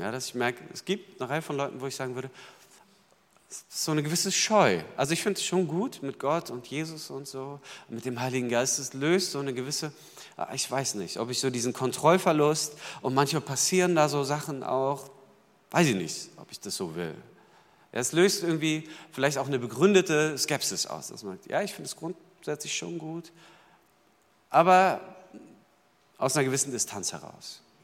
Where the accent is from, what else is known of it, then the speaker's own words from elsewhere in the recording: Berlin, Germany; ich kam dahin als Berliner sozusagen sprachfremd und sachfremd